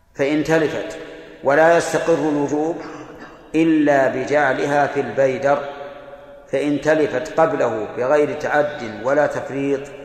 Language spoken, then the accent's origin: Arabic; Al-Qassim, Saudi Arabia; هنا عندنا في القصيم